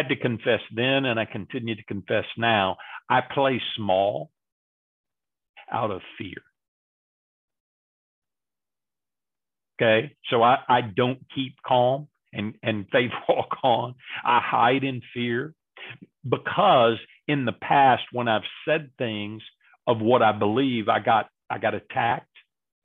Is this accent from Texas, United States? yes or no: yes; Texas, United States; I grew up in Texas and we're supposed to be nice all the time here in Texas